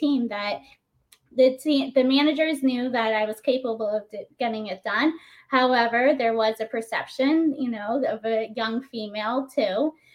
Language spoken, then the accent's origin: English; Naples, Florida, United States; moved away as an adult; also born or lived in New York City; I grew up in Naples